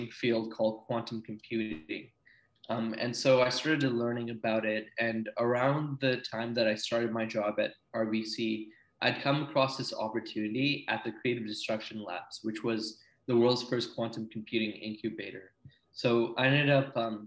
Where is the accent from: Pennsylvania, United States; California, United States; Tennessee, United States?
California, United States; Silicon Valley; moved away; also born or lived in Ranchi, India / British Columbia, Canada; we came to the Silicon Valley, where I spent a lot of my childhood growing up